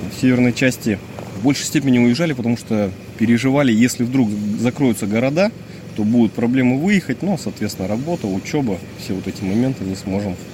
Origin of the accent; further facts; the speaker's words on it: Ekibastuz, Pavlodar Region, Kazakhstan; moved away as an adult; Мы из Акибастуза